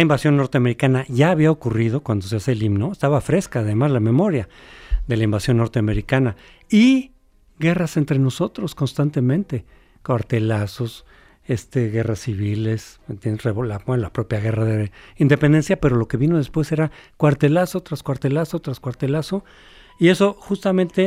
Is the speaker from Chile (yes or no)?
no; Mexico; somos mexicanos